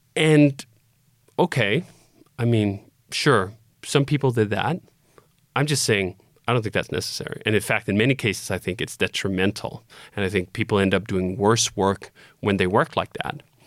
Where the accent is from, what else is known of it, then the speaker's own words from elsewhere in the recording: Copenhagen, Capital Region of Denmark, Denmark; moved away as an adult; I was born in Copenhagen, Denmark, and I lived there until I was twenty-five